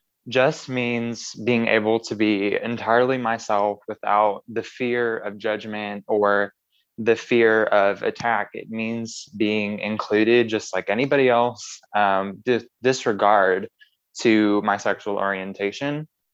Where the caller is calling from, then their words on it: Rogers, Arkansas, United States; I am in Rogers, Arkansas.